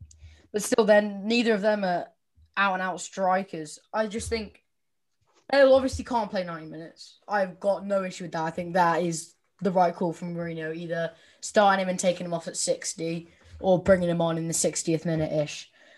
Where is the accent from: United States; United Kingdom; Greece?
United Kingdom; Welsh, Wales; I'm Welsh.